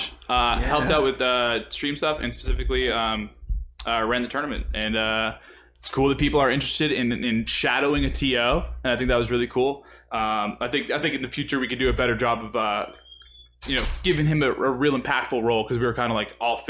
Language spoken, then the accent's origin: English; New England, United States; we are all from New England.